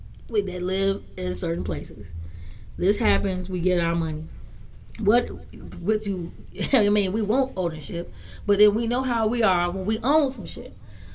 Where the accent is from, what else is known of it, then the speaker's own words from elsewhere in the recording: Matanzas, Cuba; Hey, hold on. I am not, because I am from Matanzas.